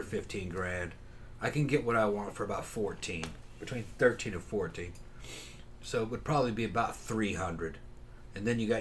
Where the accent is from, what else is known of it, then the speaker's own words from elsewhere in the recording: Brazil; moved away; I grew up in Brazil